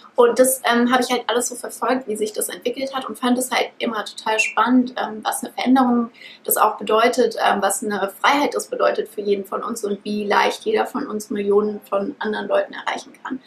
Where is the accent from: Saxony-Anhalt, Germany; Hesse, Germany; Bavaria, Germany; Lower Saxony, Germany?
Hesse, Germany; Frankfurt; ich bin aufgewachsen in Frankfurt. Meine Eltern sind auch aus Frankfurt.